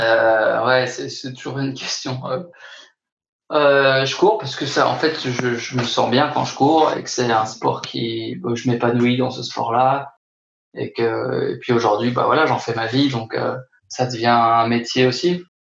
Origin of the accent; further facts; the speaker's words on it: Haute-Savoie, Auvergne-Rhône-Alpes, France; now in Besançon, France; je suis originaire de Haute-Savoie